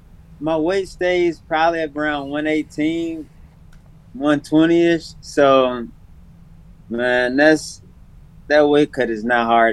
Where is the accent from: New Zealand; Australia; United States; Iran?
United States; Nashville, Tennessee; Yeah. Born and raised in Nashville, man.